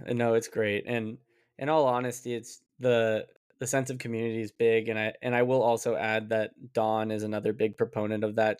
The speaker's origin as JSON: {"language": "English", "town": "Las Vegas", "region": "Nevada", "country": "United States", "moved": "as an adult", "lives_now": "New York, United States", "said": "I'm from Las Vegas"}